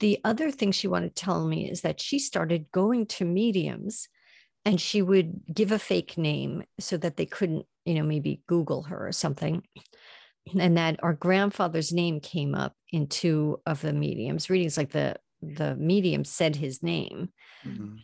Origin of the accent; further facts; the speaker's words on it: Long Island, New York, United States; now in New York City, United States; I grew up on Long Island. I'm in the city now